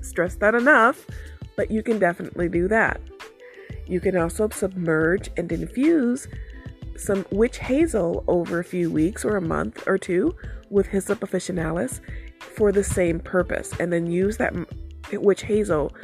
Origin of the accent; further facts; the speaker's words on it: Detroit, Michigan, United States; I live in the city and I grew up in Detroit itself